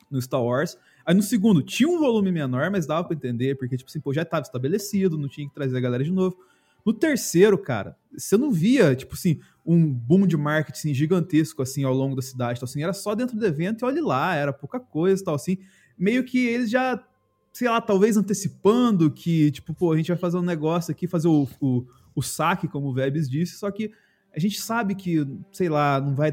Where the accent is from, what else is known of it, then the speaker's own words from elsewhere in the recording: Minas Gerais, Brazil; eu sou do interior de Minas, e quando fui para São Paulo